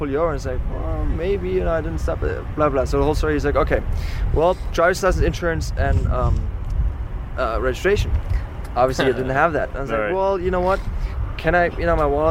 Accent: Germany; English is a second language; moved away; I'm from Germany

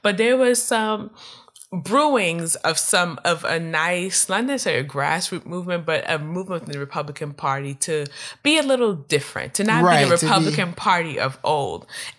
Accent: California, United States; not because I'm from California, but making light of the opinions of people who are like me

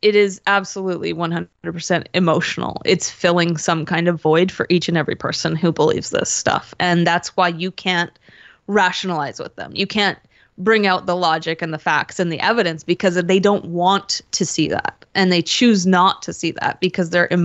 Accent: Canada; I'm Canadian, and like we have QAnon followers up here

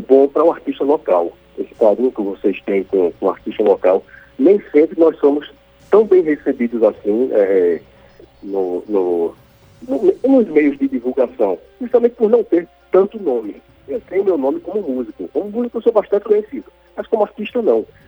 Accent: Caruaru, Pernambuco, Brazil; como bom nordestino, como bom taguaroense

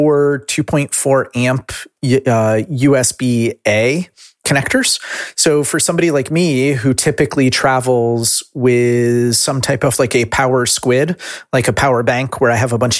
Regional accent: United States; as an American

